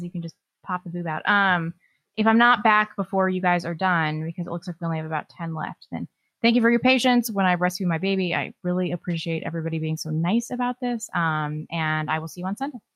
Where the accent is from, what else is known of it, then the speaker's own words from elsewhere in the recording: California, United States; moved away; I was born in California and lived there a bunch